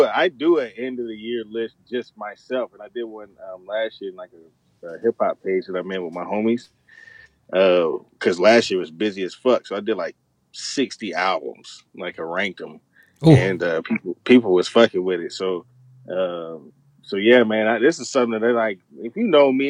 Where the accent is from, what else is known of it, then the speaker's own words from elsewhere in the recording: Chattanooga, Tennessee, United States; moved away as an adult; also born or lived in Spangdahlem, Germany; I'm from Chattanooga, Tennessee